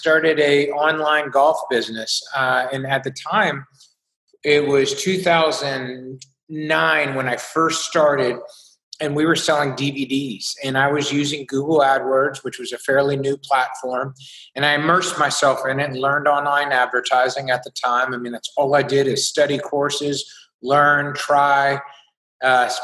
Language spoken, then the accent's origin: English; Beaufort, South Carolina, United States; I was from a small coastal town in South Carolina called Beaufort